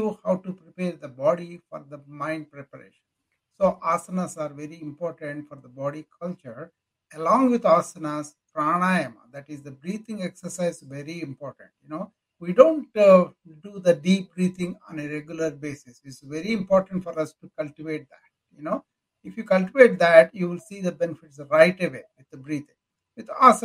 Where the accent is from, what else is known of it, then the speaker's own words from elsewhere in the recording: India; moved away as an adult; now in United States; Well, I came from India.